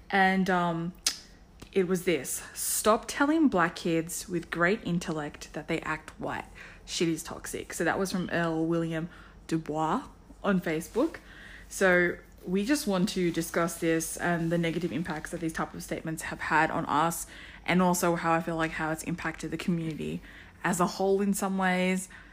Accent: Sydney, New South Wales, Australia; I'm from Harris Park in Parramatta.

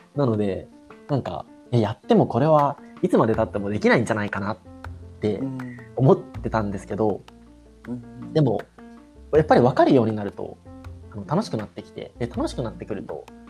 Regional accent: Yokosuka, Kanagawa, Japan; 僕の実家がある市があの神奈川県の横須賀市っていうところなんですけど

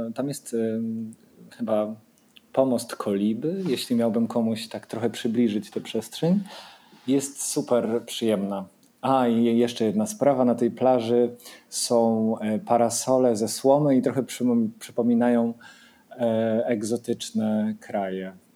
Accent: Wrocław, Lower Silesian Voivodeship, Poland; now in Sopot, Poland; Jestem z Wrocławia

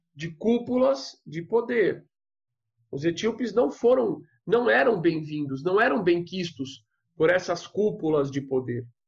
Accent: São Paulo, Brazil; eu sou de São Paulo

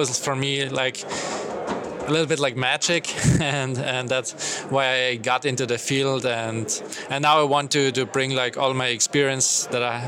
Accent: Austria; I'm originally from Austria

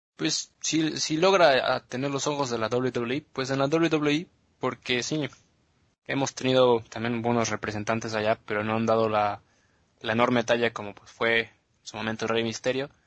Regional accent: Mexico; also born or lived in United States; now in Germany; nosotros como mexicanos pues no somos bastante altos

